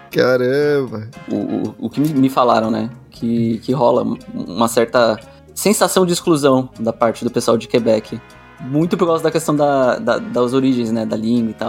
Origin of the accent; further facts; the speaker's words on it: São Paulo, Brazil; now in Toronto, Canada; para quem é de uma dessas capitais, tipo eu, eu que sou de São Paulo, para mim Toronto tem uma pegada de interior, cara.